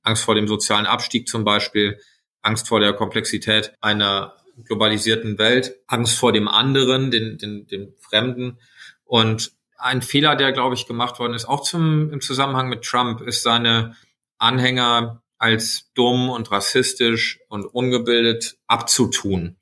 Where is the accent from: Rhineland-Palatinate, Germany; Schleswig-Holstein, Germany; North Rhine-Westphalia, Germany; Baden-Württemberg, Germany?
North Rhine-Westphalia, Germany; Sauerland; moved away as an adult; also born or lived in United States; now in Berlin, Germany; in meiner Heimat im Sauerland